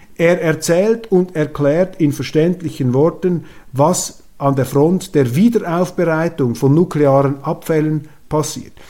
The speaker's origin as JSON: {"language": "German", "country": "Switzerland"}